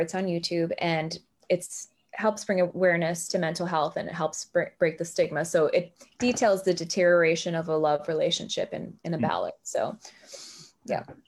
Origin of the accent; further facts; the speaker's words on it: Miami, Florida, United States; now in Tennessee, United States; I was raised in Miami, Florida, and I grew up in a bilingual household